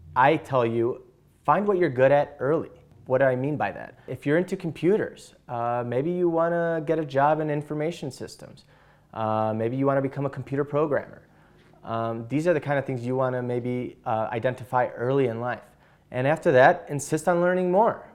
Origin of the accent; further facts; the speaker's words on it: Chicago, Illinois, United States; I'm from Chicago, Illinois.